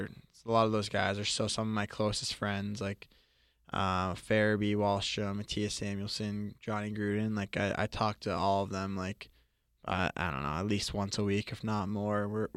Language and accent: English; Florida, United States; growing up in Florida, it was fun to be around hockey.